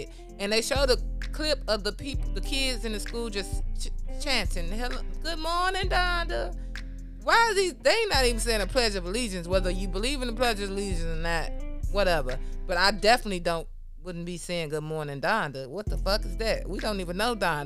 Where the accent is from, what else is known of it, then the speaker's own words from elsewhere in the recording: Chicago, Illinois, United States; I'm from Chicago